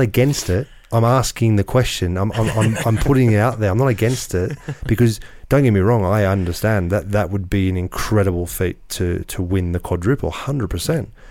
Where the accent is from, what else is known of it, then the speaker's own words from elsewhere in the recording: Australia; I grew up in Australia playing in the old you know, the old N S L